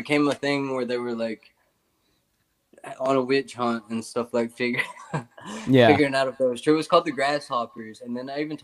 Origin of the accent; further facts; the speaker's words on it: Tennessee, United States; I'm from Tennessee